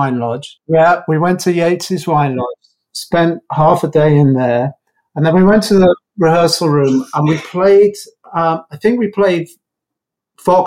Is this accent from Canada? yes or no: no; Croydon, London, United Kingdom; also born or lived in Redhill; I was sort of knocking around Croydon. So, and then moved to London, I think when we were about 15